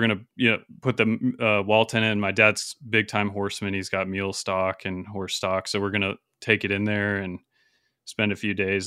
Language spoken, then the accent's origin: English; Salmon, Idaho, United States; near Salmon, where I grew up in Idaho